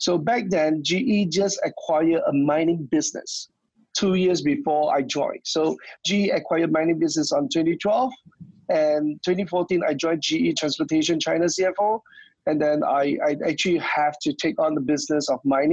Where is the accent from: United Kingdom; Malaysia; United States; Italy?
Malaysia; moved away; I'm actually originally from Malaysia